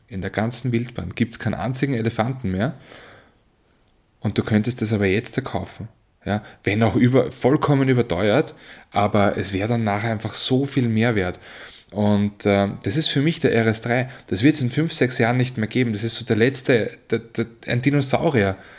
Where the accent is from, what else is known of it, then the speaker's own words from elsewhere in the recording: Marchfeld, Lower Austria, Austria; ich bin ja im Machfeld aufgewachsen